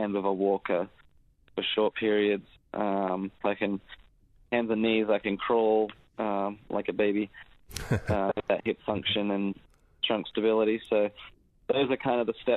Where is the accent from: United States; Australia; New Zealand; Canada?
Australia; Adelaide, South Australia; born and raised in Adelaide